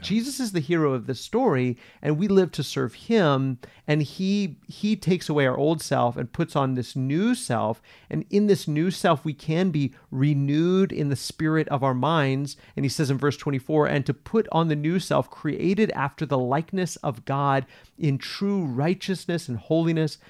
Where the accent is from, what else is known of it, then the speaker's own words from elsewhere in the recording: United States; I'm an American.